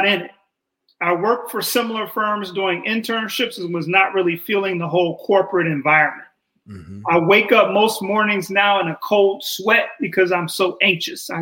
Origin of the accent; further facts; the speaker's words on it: United States; I am American